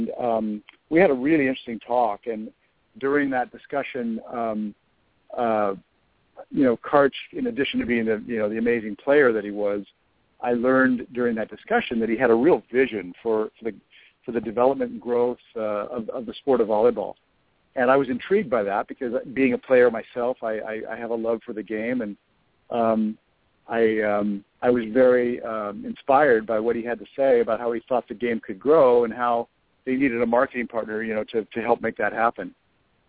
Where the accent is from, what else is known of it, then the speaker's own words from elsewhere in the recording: Southern California, United States; moved away as an adult; also born or lived in Newport Beach, California / Europe; I grew up here in Southern California, lived in Newport Beach